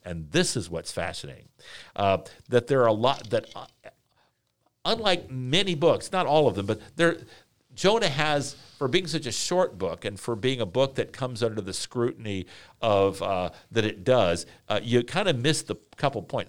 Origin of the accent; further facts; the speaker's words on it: Washington, District of Columbia, United States; moved away; I am from, uh, Washington, D C